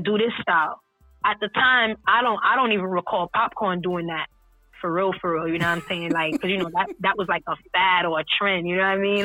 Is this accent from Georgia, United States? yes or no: no; New York City, New York, United States; I'm from Brooklyn